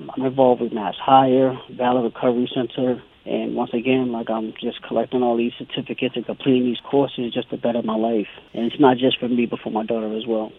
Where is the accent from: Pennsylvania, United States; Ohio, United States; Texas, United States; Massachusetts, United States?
Massachusetts, United States; Boston; also born or lived in Savannah, Georgia; born and raised in Boston, which is Roxbury